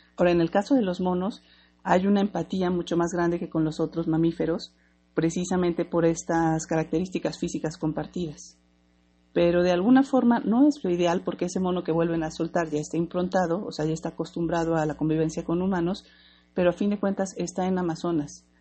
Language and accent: Spanish; Mexico; soy mexicana